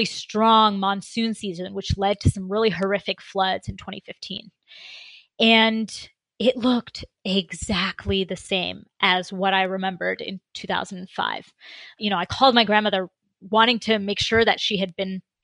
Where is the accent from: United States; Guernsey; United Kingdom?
United States; Concord, Massachusetts; also born or lived in India; I was born in Concord, Massachusetts, but my family is, my parents emigrated from India